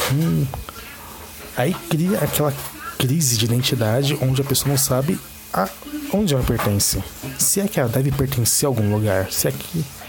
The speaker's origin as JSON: {"language": "Portuguese", "region": "São Paulo", "country": "Brazil", "said": "A região de São Paulo capital, todos sabem que é uma megalópole. E temos de tudo aqui. Eu sou um cara negro da quebrada"}